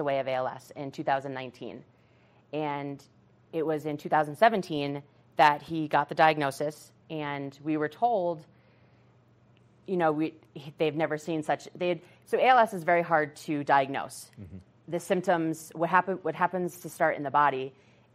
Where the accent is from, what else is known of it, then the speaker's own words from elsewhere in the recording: Massachusetts, United States; moved away; we're from Massachusetts. That's where my brother lived. And I live out here now